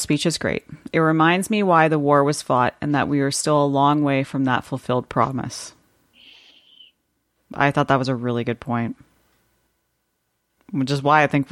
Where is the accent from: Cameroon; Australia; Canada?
Canada; I'm a Canadian